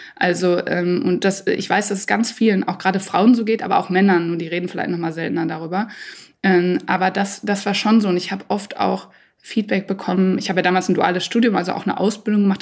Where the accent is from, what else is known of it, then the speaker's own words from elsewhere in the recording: Dortmund, North Rhine-Westphalia, Germany; in meiner Heimat in Dortmund